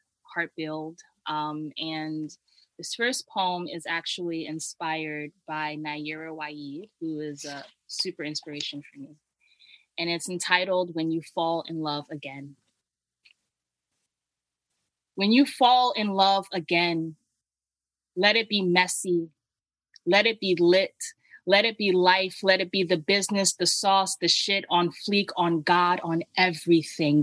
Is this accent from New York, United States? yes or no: yes; New York City, New York, United States; I'm from the Bronx, New York